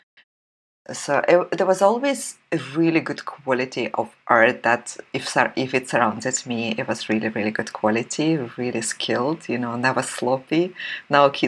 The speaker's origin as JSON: {"language": "English", "country": "Russia", "tie": "born or raised there", "also_born_or_lived": "St. Petersburg, Russia", "moved": "as an adult", "said": "I grew up in the Soviet Union"}